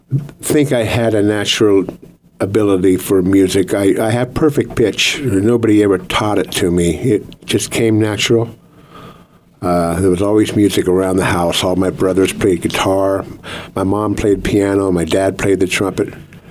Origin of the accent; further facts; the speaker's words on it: Los Angeles, California, United States; also born or lived in Santa Barbara; And I grew up in Los Angeles as in my early years. And then when I was 12 and 65, we moved to Santa Barbara